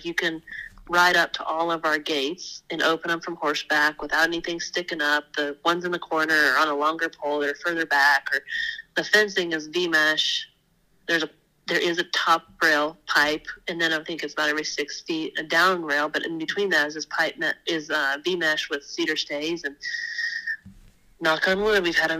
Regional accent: Wyoming, United States; because I came from Wyoming, we're gonna change out our tanks after last winter's little snowmageddon to the rubber tire tanks that my dad's always used on the ranch up there in Wyoming.

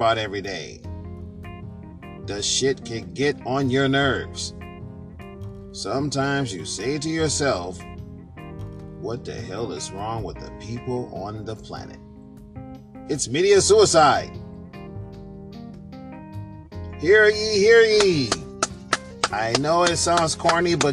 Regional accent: New York, United States; now in Michigan, United States; I am a native New Yorker. I am from New York, but I do reside in Michigan

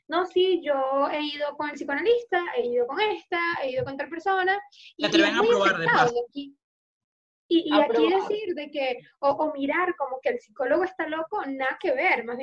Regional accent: Venezuela; Con lo cual para mí fue un contraste cuando vengo de Venezuela y, es todo...

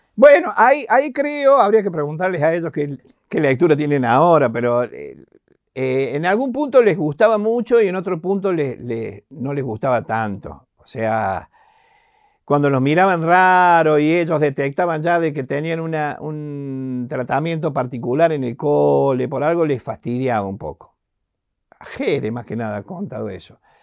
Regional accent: Argentina; Encima del interior, con mucha raíz

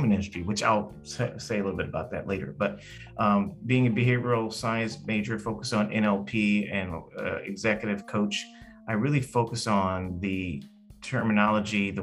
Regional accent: Los Angeles, California, United States; I grew up in Hollywood, California, around a lot of celebrities

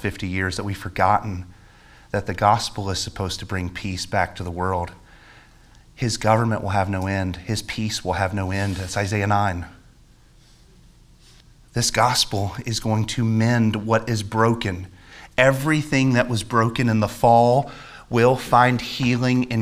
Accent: United States; As an American

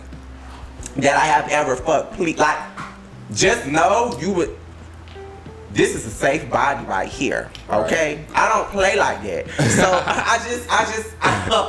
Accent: Florida, United States; I'm from Florida

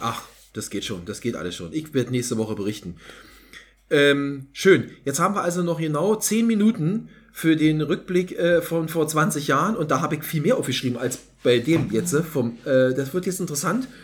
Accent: East Germany, Germany; muss ich als Ossi

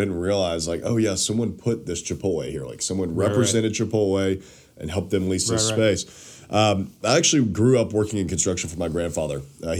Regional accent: Nashville, Tennessee, United States; also born or lived in Knoxville; I grew up in Nashville

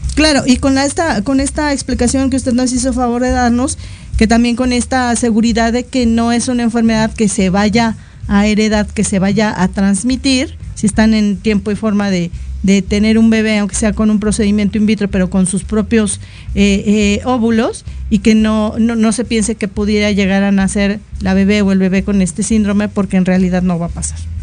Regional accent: Mexico; en una sociedad como la mexicana que no nos caracterizamos por ser muy, muy altos

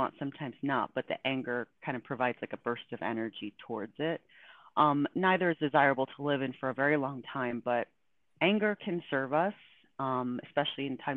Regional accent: Buffalo, New York, United States; I grew up in Buffalo, New York

